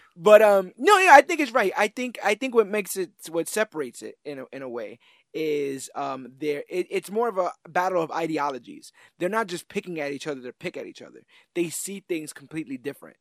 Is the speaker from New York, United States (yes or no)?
yes; New York, United States; also born or lived in Oklahoma / Texas; we have a distinctively different outlook because we're from New York